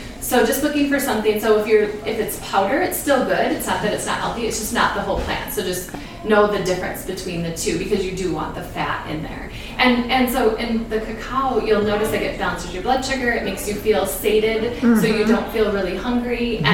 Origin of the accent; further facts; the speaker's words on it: Minneapolis, Minnesota, United States; when I was little, I grew up in Northeast Minneapolis.